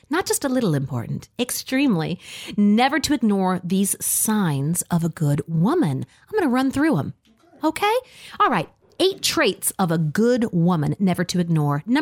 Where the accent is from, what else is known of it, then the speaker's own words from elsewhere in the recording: the South, United States; born there; I was born in the South, but moved away and then returned.